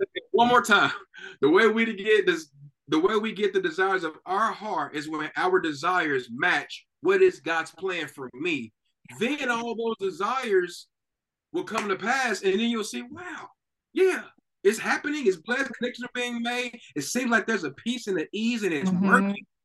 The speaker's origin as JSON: {"language": "English", "town": "Knoxville", "region": "Tennessee", "country": "United States", "tie": "born or raised there", "moved": "as an adult", "lives_now": "Texas, United States", "said": "both me and my wife were born and raised in Knoxville, Tennessee"}